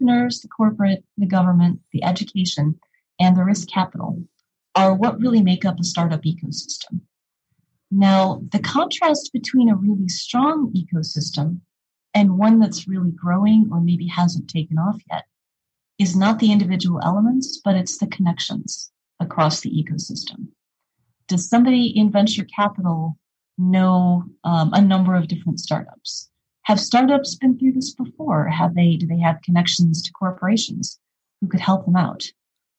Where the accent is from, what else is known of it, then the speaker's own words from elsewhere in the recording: Detroit, Michigan, United States; now in Minnesota, United States; my experience growing up in the Detroit area